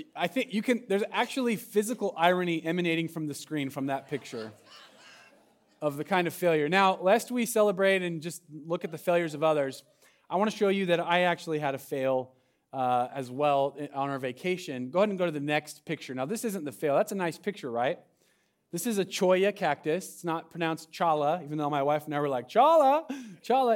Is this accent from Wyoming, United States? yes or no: no; Medford, Oregon, United States; moved away; I'm from Southern Oregon and Medford area